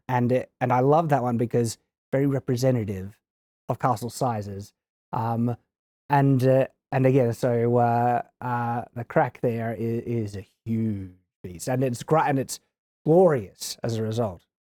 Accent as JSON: {"language": "English", "country": "Australia", "said": "I come from Australia"}